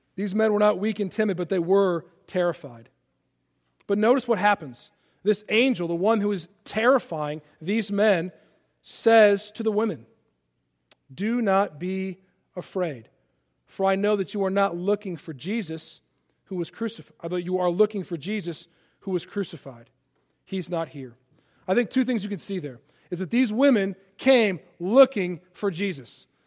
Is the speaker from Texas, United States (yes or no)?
no; Palatine, Illinois, United States; moved away as an adult; also born or lived in Philadelphia, Pennsylvania / Washington, D.C.; now in Rock Hill, United States; I grew up in Chicago, outside of Chicago.